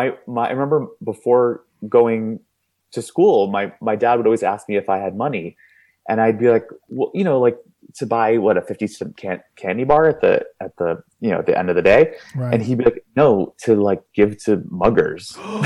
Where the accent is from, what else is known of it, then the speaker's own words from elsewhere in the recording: New York City, New York, United States; moved away; also born or lived in Los Angeles; I grew up on the East Coast, as you did, but in different. I grew up in Manhattan.